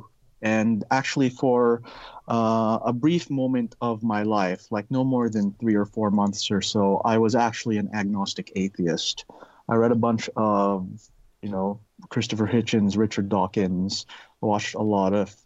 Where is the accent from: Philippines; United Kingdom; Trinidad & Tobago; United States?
Philippines; now in Canada; I was born and raised Catholic. I grew up in the Philippines.